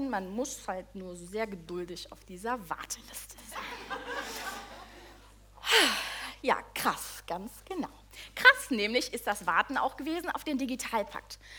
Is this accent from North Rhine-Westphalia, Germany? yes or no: yes; North Rhine-Westphalia, Germany; Sonst mache ich es, also so normal, ich bin aus dem Ruhrpott, ne?